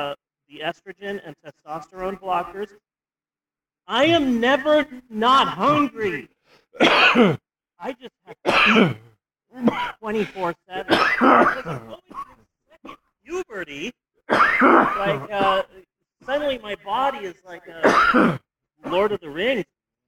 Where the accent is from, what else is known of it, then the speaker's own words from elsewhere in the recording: United States; Technically, I am American, so that's one plus.